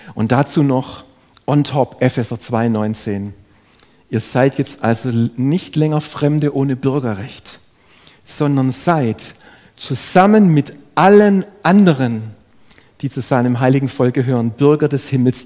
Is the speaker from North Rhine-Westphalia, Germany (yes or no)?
no; Ludwigsburg, Baden-Württemberg, Germany; Ich bin selber in eine, in eine schwäbische Familie hineingeboren worden. Ich habe einen jüngeren Bruder. Ich bin in Ludwigsburg aufgewachsen